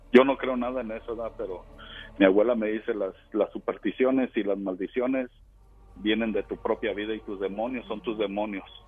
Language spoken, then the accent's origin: Spanish; Jalisco, Mexico; mi tierra, de Jalisco